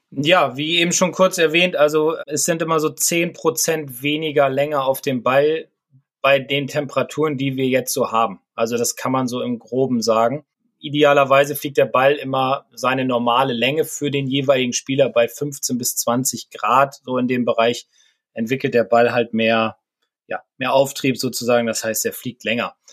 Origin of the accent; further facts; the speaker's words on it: Bremen, Germany; also aus meiner Heimatstadt